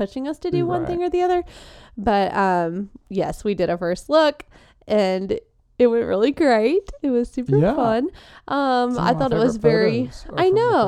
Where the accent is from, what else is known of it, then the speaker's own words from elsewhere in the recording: the South, United States; we're from the South